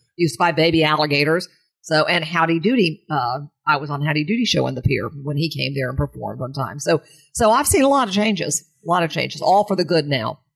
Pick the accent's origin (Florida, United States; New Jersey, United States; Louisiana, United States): Florida, United States; St. Petersburg; also born or lived in New York City; came here when I was two years old